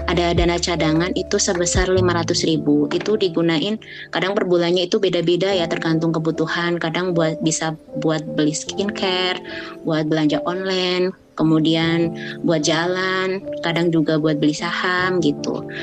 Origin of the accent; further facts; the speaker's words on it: Java, Indonesia; Lalu uh, buat bikin rumah di Jawa karena saya kan asli Jawa.